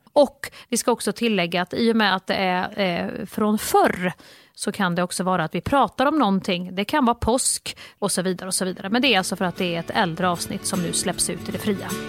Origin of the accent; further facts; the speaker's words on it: Värmland, Sweden; accent: Värmland dialect; min värmländska